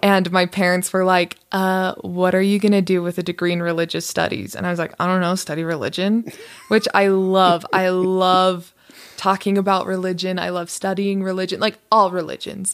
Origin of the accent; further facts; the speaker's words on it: Las Vegas, Nevada, United States; moved away as an adult; also born or lived in Utah; I was born and raised in Las Vegas